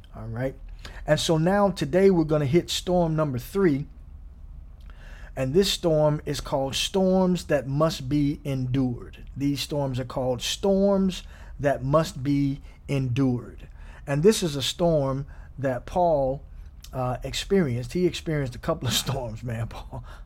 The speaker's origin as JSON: {"language": "English", "town": "Gary", "region": "Indiana", "country": "United States", "tie": "born or raised there", "said": "I grew up in Gary, Indiana"}